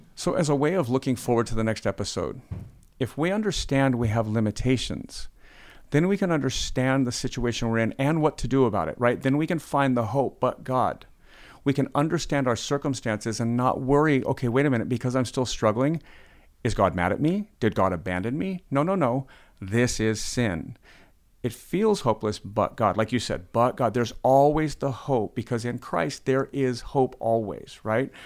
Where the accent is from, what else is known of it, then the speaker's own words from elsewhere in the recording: United States; we're American